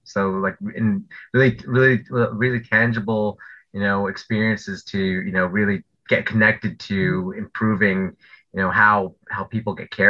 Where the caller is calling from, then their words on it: Millburn, New Jersey, United States; I'm joining you from New Jersey. I live in New Jersey, town called Millburn, New Jersey. People might know it by the mall that's near us, Short Hills Mall.